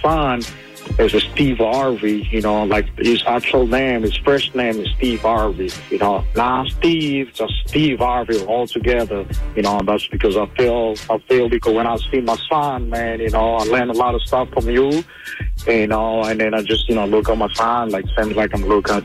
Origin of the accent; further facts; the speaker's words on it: Angola; English is a second language; now in Addison, Dallas, Texas, United States; I'm a region from Africa, Angola